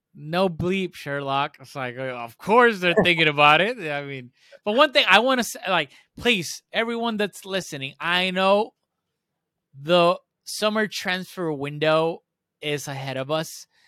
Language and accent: English; Puerto Rico; also born or lived in Spain; I'm from Puerto Rico. I'm not, to me, the way I was brought up and that I grew up here